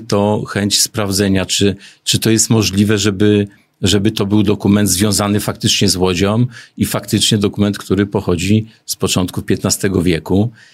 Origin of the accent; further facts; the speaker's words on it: Głowno, Łódź Voivodeship, Poland; Jestem regionalistą z Głowna